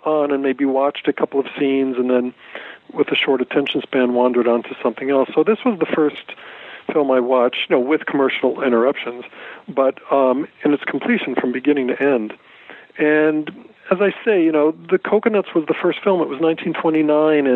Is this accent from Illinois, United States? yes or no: no; Fullerton, California, United States; I grew up in Southern California. I grew up in Fullerton.